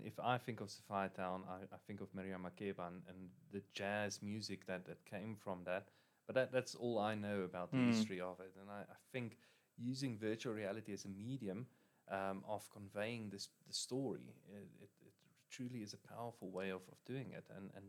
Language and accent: English; South Africa; We as South Africans